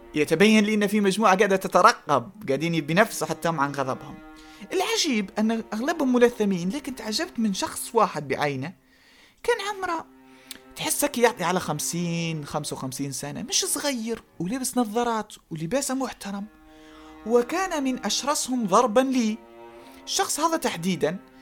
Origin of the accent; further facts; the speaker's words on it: Eastern Libya, Cyrenaica, Libya; على كوني شرقاوي وعلى كوني جاي من تلك المنطقة الجغرافية